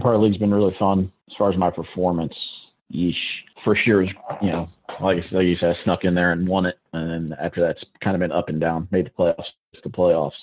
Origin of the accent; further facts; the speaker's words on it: South Bend, Indiana, United States; now in Augusta, United States; I'm originally from South Bend, Indiana